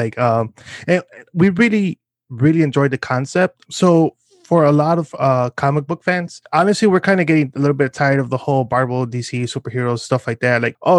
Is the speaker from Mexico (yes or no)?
yes; Mexico; accent: Mexican; I was like, oh, I blame my my Mexican accent, which is the reason why, but who am I kidding?